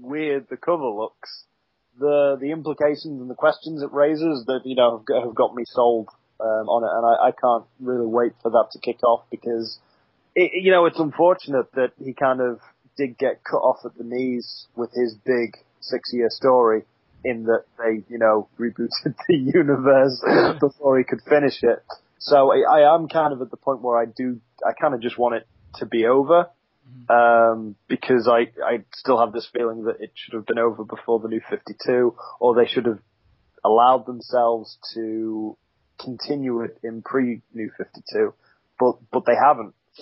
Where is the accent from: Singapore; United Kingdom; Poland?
United Kingdom; Being British